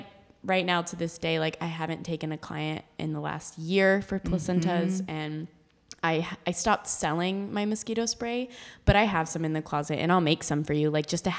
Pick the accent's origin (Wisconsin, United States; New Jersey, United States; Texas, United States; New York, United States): Texas, United States; Austin; Like it, we're from Austin.